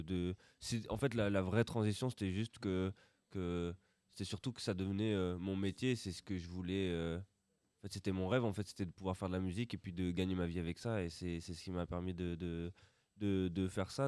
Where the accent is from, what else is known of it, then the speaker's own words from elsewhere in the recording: Roubaix, Hauts-de-France, France; on vient de Roubaix